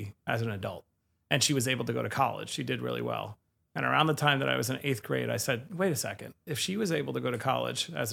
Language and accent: English; New York City, New York, United States; I grew up in Bayside, Queens, on Springfield Boulevard. Born at Flushing